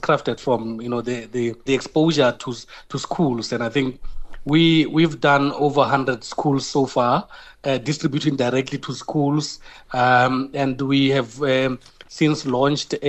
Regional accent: South Africa; who we are as South African.

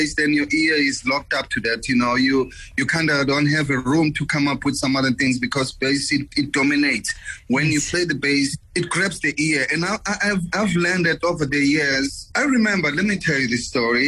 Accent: Soweto, Gauteng, South Africa; moved away; I was born in South Africa

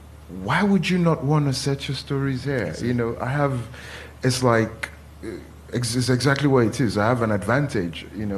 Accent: Nigeria; now in London, United Kingdom; I'm Nigerian. I know Nigeria

